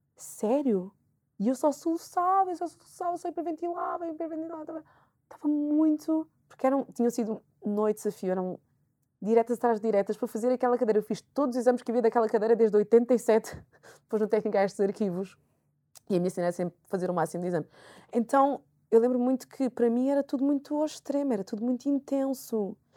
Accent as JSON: {"language": "Portuguese", "country": "Portugal", "tie": "born or raised there", "also_born_or_lived": "Angola (ancestry)", "said": "eu estudei sempre em Portugal"}